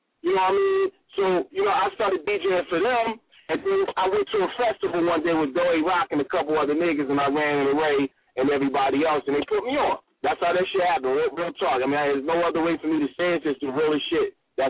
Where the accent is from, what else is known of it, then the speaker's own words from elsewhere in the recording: New Jersey, United States; born there; also born or lived in New York; now in Sacramento, United States; I was born in Jersey. I moved to New York, and then from New York, I moved to Cali. I moved to Sacramento, right?